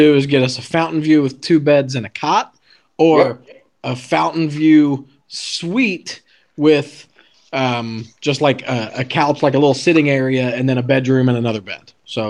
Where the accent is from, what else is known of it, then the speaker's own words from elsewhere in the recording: Winnipeg, Manitoba, Canada; from Manitoba. I am from Tuxedo Park, Manitoba.